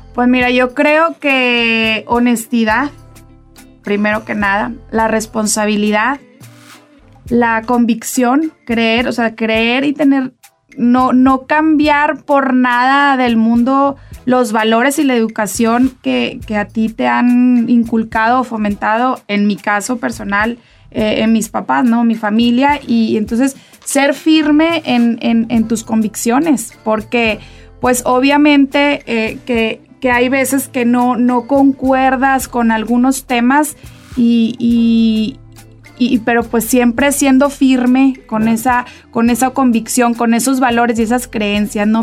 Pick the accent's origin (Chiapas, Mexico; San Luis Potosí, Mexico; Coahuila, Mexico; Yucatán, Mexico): Coahuila, Mexico; Saltillo; yo soy coahuilense, yo soy saltillense de corazón